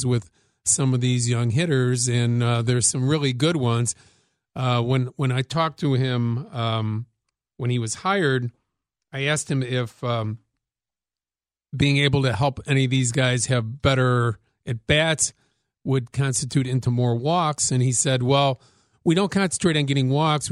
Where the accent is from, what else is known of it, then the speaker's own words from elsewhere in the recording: Chicago, Illinois, United States; growing up in Chicago